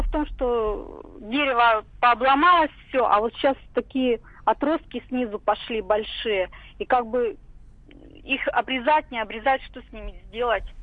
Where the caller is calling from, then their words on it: Siberia, Russia; Ну, я из Сибири звоню.